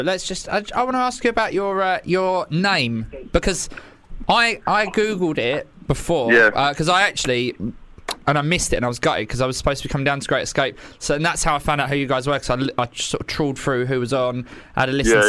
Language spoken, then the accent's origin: English; Bexleyheath, London, United Kingdom; I'm a Bexley Heath boy.